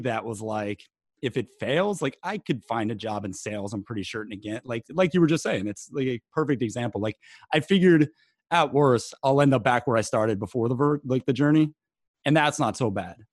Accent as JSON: {"language": "English", "region": "East Coast", "country": "United States", "tie": "born or raised there", "also_born_or_lived": "Delaware / St. Paul, Minnesota", "said": "growing up in East Coast Italian"}